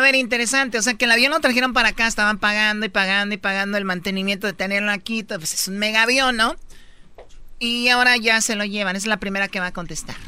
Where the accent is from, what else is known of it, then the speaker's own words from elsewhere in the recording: Tepatitlán, Jalisco, Mexico; en Tepatitlán, de donde yo soy, en Tepatitlán, en Jalisco